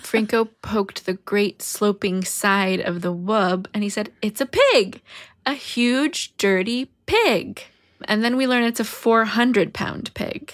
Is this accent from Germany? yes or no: no; United States; as an American, as a modern American